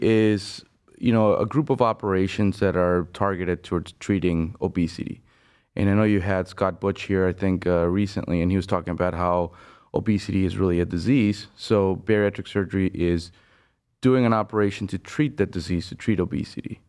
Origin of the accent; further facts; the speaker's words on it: Venezuela; moved away as an adult; now in Cleveland, United States; I'm originally from Venezuela. I did medical school back home, and, uh, then I moved abroad to the U S